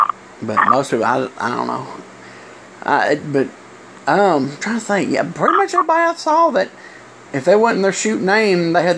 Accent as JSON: {"language": "English", "region": "Alabama", "country": "United States", "said": "because I'm someone from Alabama, I'll say hi and stuff."}